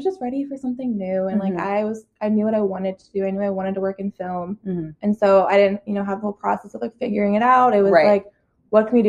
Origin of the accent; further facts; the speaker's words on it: Denver, Colorado, United States; moved away as an adult; also born or lived in Broomfield, Colorado; now in Los Angeles, United States; I grew up in Denver, Colorado